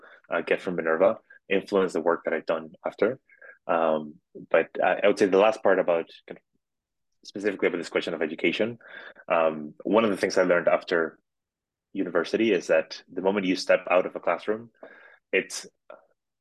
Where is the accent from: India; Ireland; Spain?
Spain; Madrid, Community of Madrid; moved away as an adult; I grew up in Madrid, in Spain